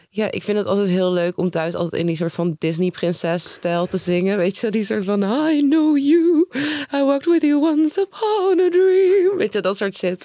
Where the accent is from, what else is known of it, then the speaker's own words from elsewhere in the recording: Nijmegen, Gelderland, Netherlands; ik kom uit Nijmegen